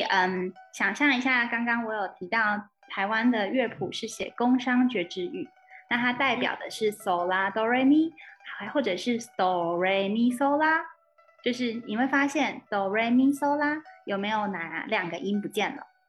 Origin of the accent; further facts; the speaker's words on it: Sun Moon Lake, Nantou County, Taiwan; moved away as an adult; also born or lived in Shanghai, China; 我的老家日月潭这边